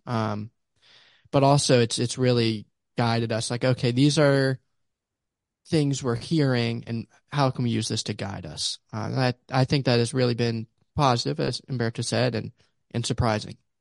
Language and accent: English; Pittsburgh, Pennsylvania, United States; also born or lived in Ames, Iowa / Lamoni, Iowa; now in Houston, United States; originally from Pittsburgh, Pennsylvania